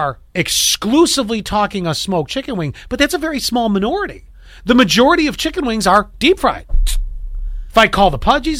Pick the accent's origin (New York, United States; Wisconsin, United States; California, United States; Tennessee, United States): New York, United States; Buffalo; I grew up in the founding city of chicken wings, okay?